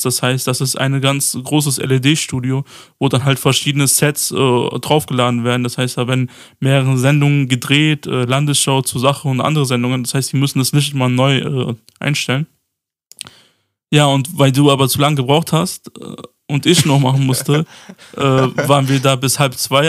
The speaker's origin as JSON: {"language": "German", "town": "Mainz", "region": "Rhineland-Palatinate", "country": "Germany", "said": "aus Mainz"}